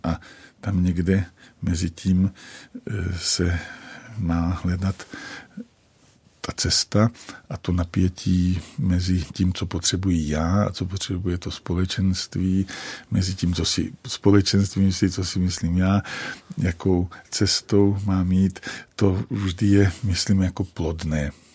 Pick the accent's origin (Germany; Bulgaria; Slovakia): Slovakia; Jasenica, Trenčín Region; accent: Slovak dialect; first language Slovak dialect; Czech is a second language; now in Prague, Czech Republic; jsem z Považia, vlastně z vesnice, která se jmenuje Jasenica